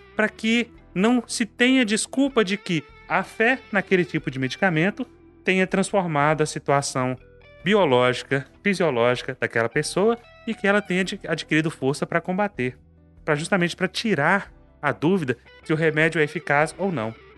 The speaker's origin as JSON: {"language": "Portuguese", "town": "Carlos Chagas", "region": "Minas Gerais", "country": "Brazil", "tie": "born or raised there", "said": "na minha terra, em Carlos Chagas"}